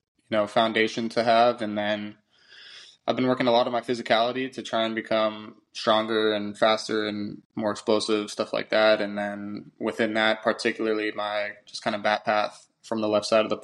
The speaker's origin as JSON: {"language": "English", "area": "outside of Los Angeles", "region": "California", "country": "United States", "tie": "born or raised there", "said": "I grew up originally outside of Los Angeles, and my dad is actually from like the Boston area"}